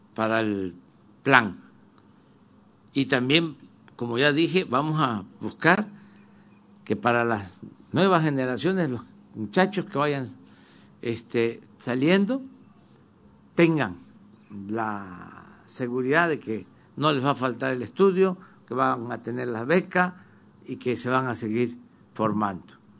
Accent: Mexico; nuestras culturas, como somos los mexicanos.

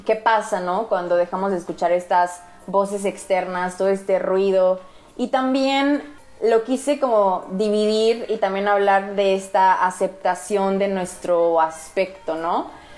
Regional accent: Morelia, Michoacán, Mexico; yo crecí en Morelia

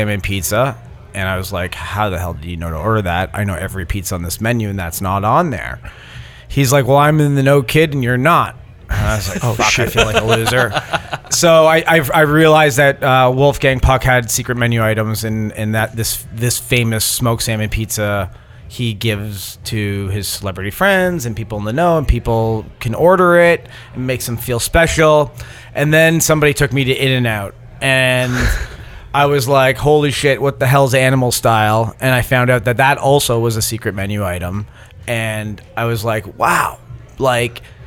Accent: Toronto, Ontario, Canada; moved away as an adult; now in Los Angeles, United States; I was born in Toronto, Italian family

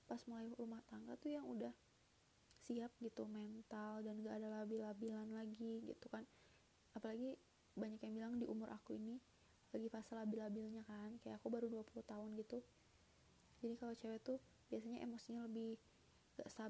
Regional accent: Bandung, West Java, Indonesia; also born or lived in Sumatera Barat; sejujurnya aku tuh asli orang Sumatera Barat uh, Abi itu uh, orang Padang bunda orang Bukit Tinggi gitu nah tapi aku lahir udah di Bandung karena bi udah punya usaha di Bandung sebelum nikah sama bunda jadi udah tinggal ibu udah gede di Bandung

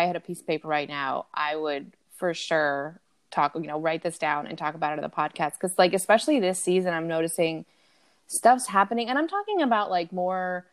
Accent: New Jersey, United States; accent: Jersey; moved away; I'm from Jersey.

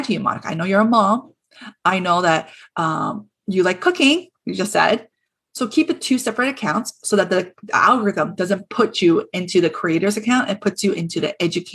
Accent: Toronto, Ontario, Canada; so I'm from Toronto

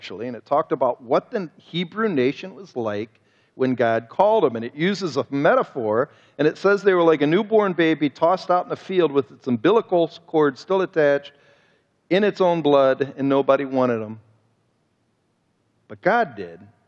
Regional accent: Cleveland, Ohio, United States; I'm from Cleveland, Ohio

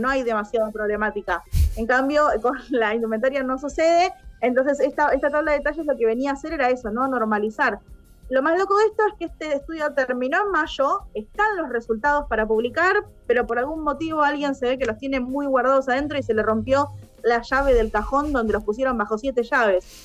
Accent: Argentina

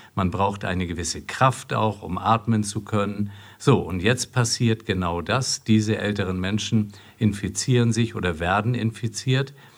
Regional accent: Flensburg, Schleswig-Holstein, Germany; also born or lived in Marburg; now in Essen, Germany; ich komme aus Flensburg und man verbindet viel mit seiner Heimatstadt, aber wenn ich dort nicht geboren wäre

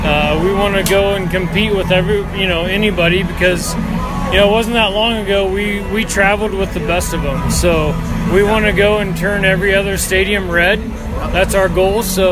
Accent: Nebraska, United States; as a kid growing up in Nebraska

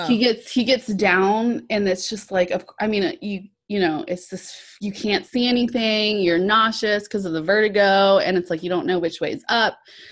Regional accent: Georgia, United States

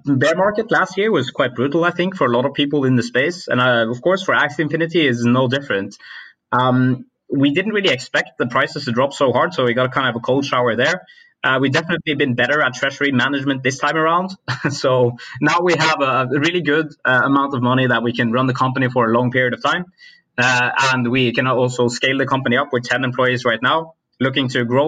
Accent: Norway; I come from Norway

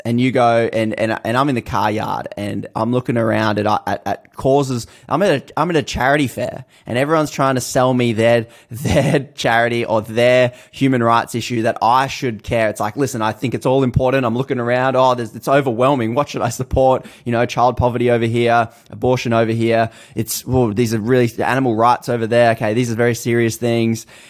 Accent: Australia; I'm from Australia.

